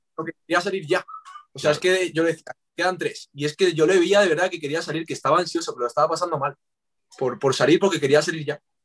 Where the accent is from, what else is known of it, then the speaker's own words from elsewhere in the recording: Madrid, Community of Madrid, Spain; los dos somos de Madrid